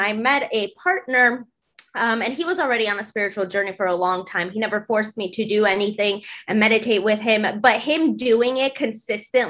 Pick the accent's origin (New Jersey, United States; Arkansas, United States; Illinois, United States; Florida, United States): Illinois, United States; Chicago; I am actually in my hometown right now in Chicago